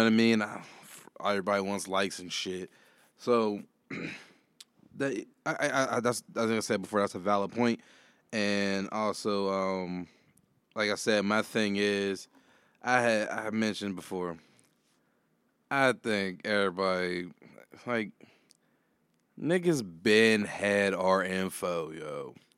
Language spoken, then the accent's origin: English; Homewood, United States; I grew up in Homewood, like, I'm in the hood